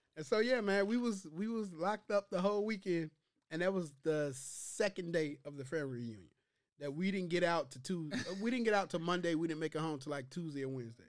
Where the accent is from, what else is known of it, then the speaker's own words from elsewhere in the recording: Chicago, Illinois, United States; I'm from Chi Town